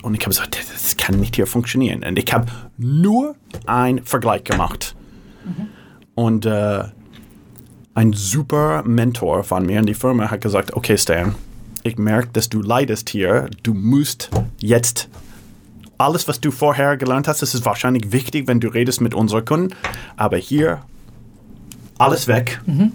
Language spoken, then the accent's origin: German; San Francisco, California, United States; first language English; German is a second language; moved away as an adult; also born or lived in Hamburg, Germany; in San Francisco geboren, fünfte Generation, äh, typischer Valley oder San Francisco Kind, Berkeley studiert